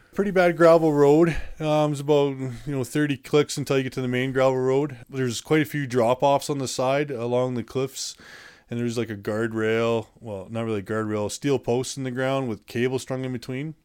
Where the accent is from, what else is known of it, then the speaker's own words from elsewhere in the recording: Calgary, Alberta, Canada; shipped me off to my hometown, Calgary